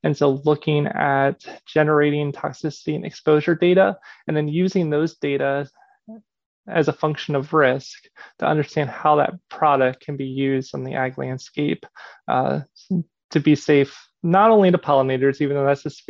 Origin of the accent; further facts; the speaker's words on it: Pennsylvania, United States; I grew up in Pennsylvania.